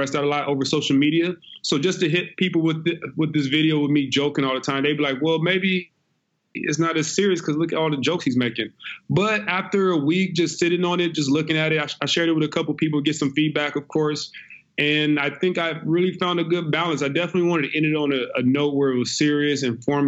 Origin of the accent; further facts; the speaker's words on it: Compton, California, United States; moved away as an adult; also born or lived in Seattle, Washington; now in Italy; I'm originally from Compton, California, Los Angeles